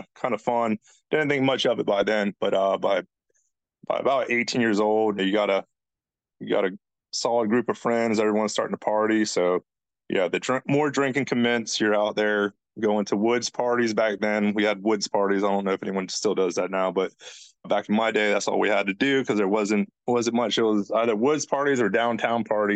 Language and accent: English; Charleston, South Carolina, United States; I'm from Charleston, South Carolina. Grew up pretty normalish family